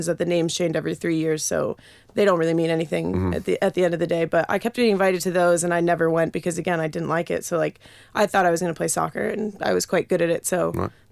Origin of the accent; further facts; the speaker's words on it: State College, Pennsylvania, United States; moved away as an adult; now in Exeter, United Kingdom; I grew up in State College, Pennsylvania